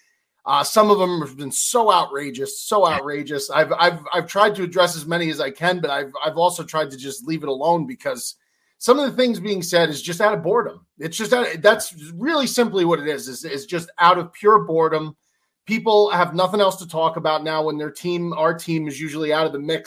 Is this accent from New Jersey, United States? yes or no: yes; Northern New Jersey, United States; I'm from New Jersey, and growing up in Northern New Jersey, as a Italian American